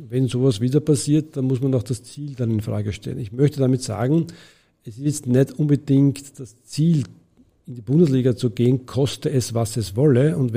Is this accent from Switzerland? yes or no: no; Vienna, Austria; das ist ein gesellschaftlicher Auftrag, den wir als Wiener hier sehen.